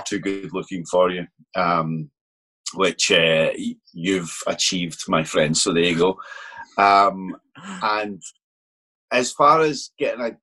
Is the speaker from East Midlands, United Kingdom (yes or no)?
no; Glasgow, Scotland, United Kingdom; I'm from Glasgow, which is obviously west coast of the country